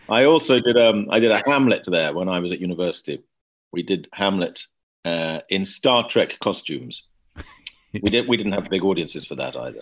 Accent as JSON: {"language": "English", "region": "London", "country": "United Kingdom", "tie": "born or raised there", "said": "I grew up in West London"}